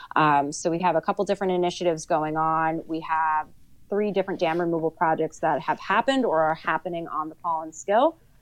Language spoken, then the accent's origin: English; Sussex County, New Jersey, United States; I grew up in Sussex County.